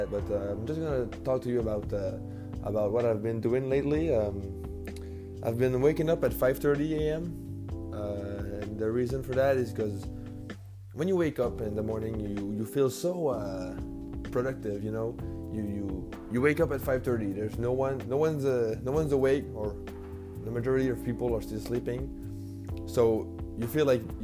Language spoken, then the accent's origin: English; New Brunswick, Canada; English is a second language; moved away as an adult; now in Quebec City, Canada; I'm a French guy from New Brunswick, Canada